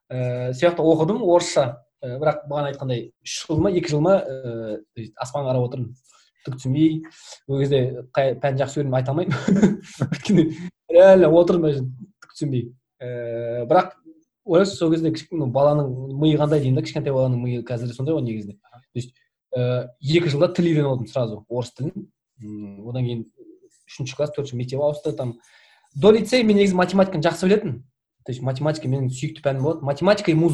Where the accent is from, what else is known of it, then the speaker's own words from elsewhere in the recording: Oral, West Kazakhstan Region, Kazakhstan; moved away as an adult; also born or lived in Taraz, Kazakhstan / Semey, Kazakhstan / Oskemen, Kazakhstan; негізі тараздың тумасымын по идее мен негізінде ә, тараз жамбыл облысында сол жақта негізі тудым одан кейін барып орал көшіп бардық тоқсан тоғызыншы жылы оралда 15 жылдай тұрдық